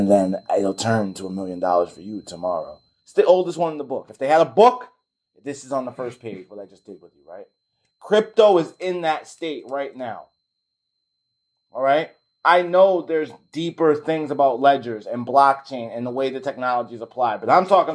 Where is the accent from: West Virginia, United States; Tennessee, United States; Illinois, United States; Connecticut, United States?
Connecticut, United States; I'm from Connecticut